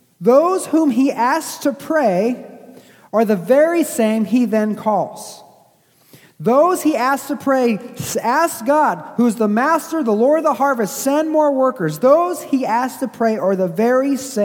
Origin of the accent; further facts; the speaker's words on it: Stoughton, Massachusetts, United States; moved away; the very city I was born, in Stoughton, Massachusetts